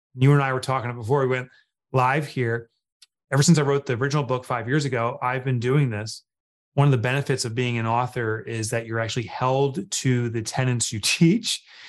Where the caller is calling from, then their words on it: Northern New Jersey, United States; I'm calling in from New Jersey, Northern New Jersey.